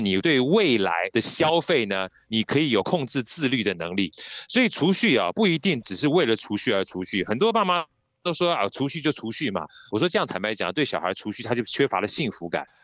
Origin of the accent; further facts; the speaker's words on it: Taiwan; 因为我们从小在眷村长大